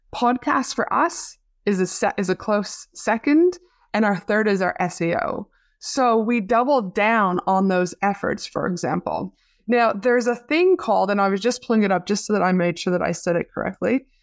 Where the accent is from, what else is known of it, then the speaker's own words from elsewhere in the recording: Canada; now in Australia; you're very close to my hometown back in Canada